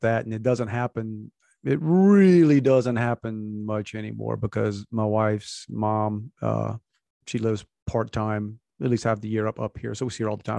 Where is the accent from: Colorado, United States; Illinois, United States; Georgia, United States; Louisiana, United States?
Louisiana, United States; Cajun; we're Cajun, we call it lunch meat